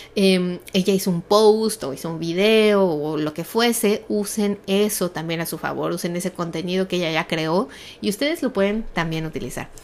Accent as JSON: {"language": "Spanish", "region": "Mexico City", "country": "Mexico", "tie": "born or raised there", "said": "yo crecí en un país, los que somos de México"}